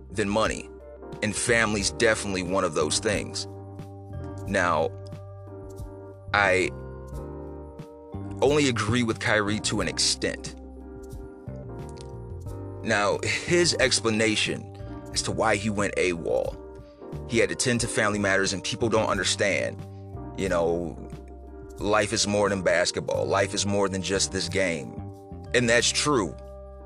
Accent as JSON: {"language": "English", "region": "Ohio", "country": "United States", "tie": "born or raised there", "also_born_or_lived": "Houston, Texas", "moved": "as an adult", "said": "I'm from Ohio. Born and raised. Proud of it. And then in my early 20s, I had to move to Houston, Texas for better opportunity"}